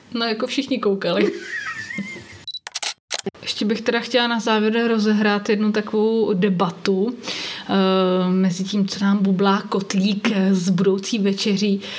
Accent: Brno, South Moravian Region, Czechia; u nás v Brně

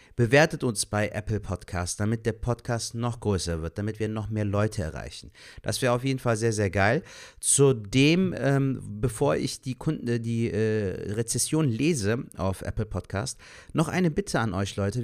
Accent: Cologne, North Rhine-Westphalia, Germany; ich jetzt zum Beispiel ein gebürtiger Kölner bin, der hier geboren, aufgewachsen ist und hier lebt

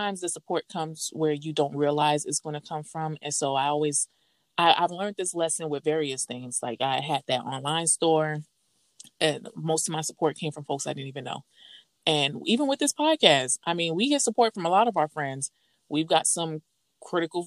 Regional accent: the South, United States; I'm from the South

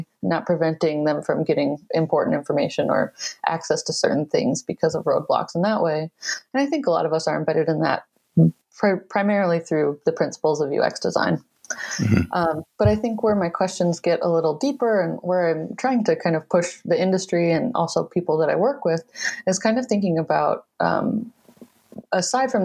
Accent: Michigan, United States; moved away as an adult; I relocated back to my home state of Michigan

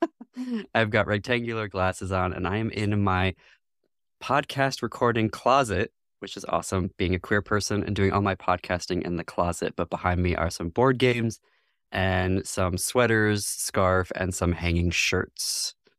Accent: northwest lower Michigan, United States; also born or lived in France; I ultimately was born in northwest lower Michigan.

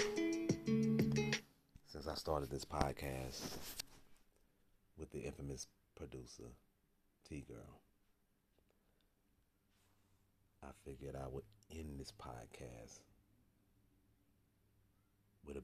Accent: St. Louis, Missouri, United States; born and raised in the Academy Courts, Westside St. Louis.

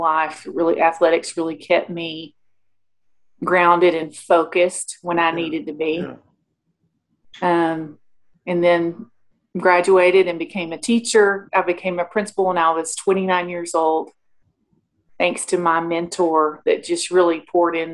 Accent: Mesquite, Texas, United States; I grew up in Mesquite, Texas, little town outside of Dallas

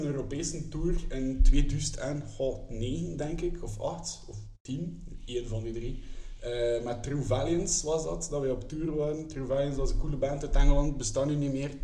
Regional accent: Kortrijk, Flanders, Belgium; ik zelf van Kortrijk ben

